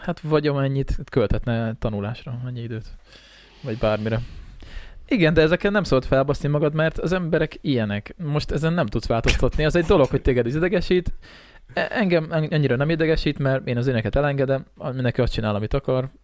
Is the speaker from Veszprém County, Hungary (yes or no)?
no; a village near Szeghalom, Békés, Hungary; also born or lived in Szeged; gimiben tanultam szekhalmon, tehát gyakorlatilag én itt a faluban olyan 12 éves korom óta